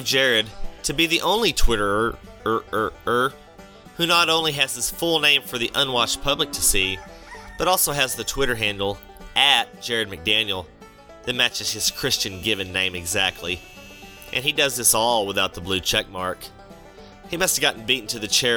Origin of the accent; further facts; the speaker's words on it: Texas, United States; I'm from Texas